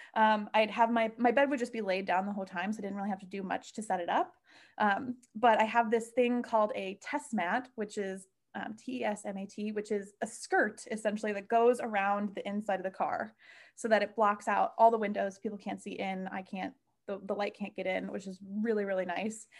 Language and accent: English; Midwest, United States; moved away; growing up in the Midwest, road tripping is, like, a way of life